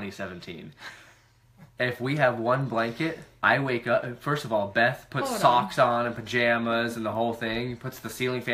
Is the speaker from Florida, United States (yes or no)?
yes; Florida, United States; also born or lived in West Virginia; So my dad's from West Virginia. I was born there. I lived in Florida